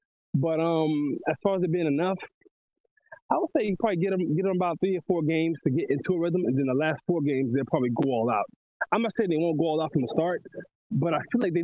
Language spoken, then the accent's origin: English; Miami, Florida, United States; I'm from Miami